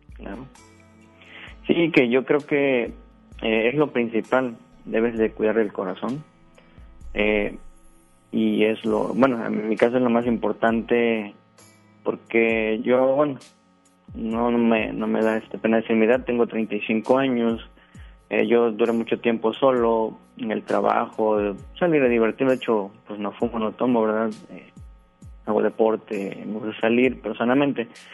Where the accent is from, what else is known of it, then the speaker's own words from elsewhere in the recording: Veracruz, Mexico; moved away as an adult; now in Guadalupe, Mexico; Yo soy del estado de Veracruz. ya tengo acá tres años me vine a trabajar